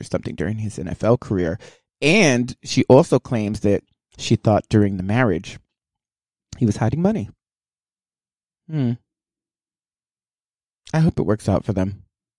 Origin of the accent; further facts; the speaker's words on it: Houston, Texas, United States; We're both from the South. I'm from Houston